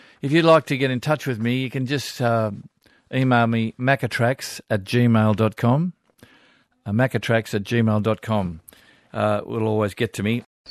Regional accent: Sydney, New South Wales, Australia; I'm from Sydney.

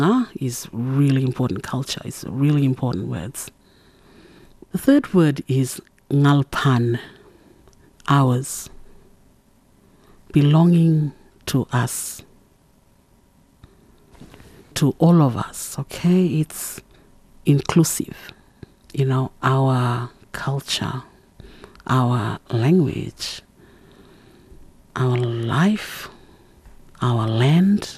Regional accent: Saibai Island, Torres Strait, Queensland, Australia; first language Kala Kawaw Ya; English is a second language; now in Bamaga, Australia; I belong to the Sui Baidam clan of Saibai Island, and I live in Bamaga, in the very northern tip of Queensland

